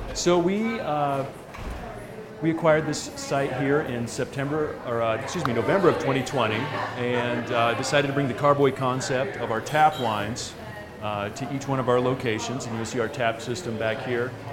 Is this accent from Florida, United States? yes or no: yes; near Orlando, Central Florida, United States; also born or lived in Willamette Valley, Oregon; now in Colorado, United States; originally Florida